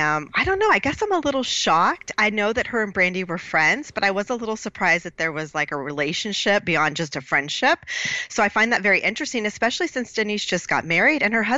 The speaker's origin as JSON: {"language": "English", "town": "Dallas", "region": "Texas", "country": "United States", "tie": "born or raised there", "said": "Born and raised here."}